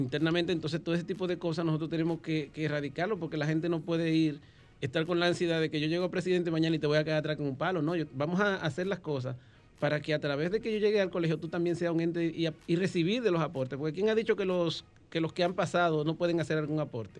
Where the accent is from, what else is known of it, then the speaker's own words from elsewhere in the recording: San Cristóbal, Dominican Republic; now in Santo Domingo, Dominican Republic; soy oriundo de San Cristóbal